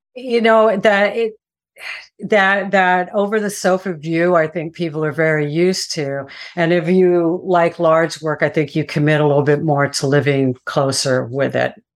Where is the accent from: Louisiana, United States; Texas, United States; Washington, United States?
Texas, United States; moved away; I'm from Texas, and my family had a, a farm in Central Texas